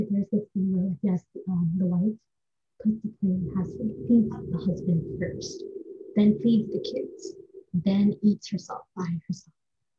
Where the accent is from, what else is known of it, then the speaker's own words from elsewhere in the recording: India; I love India with my heart. It's my home country. I love the culture. I love everything about it.